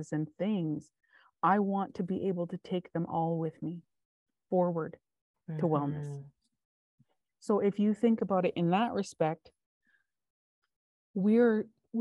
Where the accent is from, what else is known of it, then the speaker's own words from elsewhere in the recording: West Coast, Canada; moved away; I'm still a West Coast kid. I was born in the West Coast.